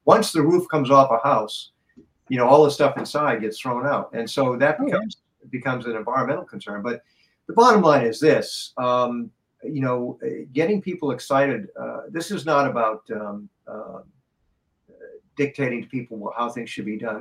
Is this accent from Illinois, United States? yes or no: no; Boston, Massachusetts, United States; I come from Boston.